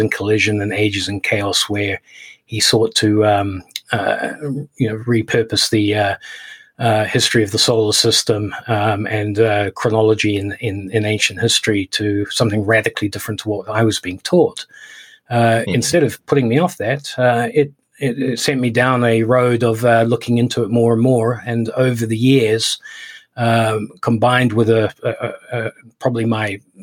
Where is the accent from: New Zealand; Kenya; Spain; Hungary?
New Zealand; moved away; also born or lived in United Kingdom / Hong Kong; I am a British citizen. I was brought up in New Zealand and spent a lot of time in Hong Kong as an adult